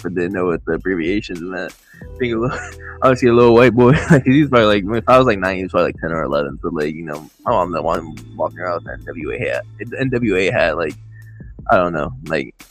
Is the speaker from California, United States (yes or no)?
yes; San Diego, California, United States; I'm from San Diego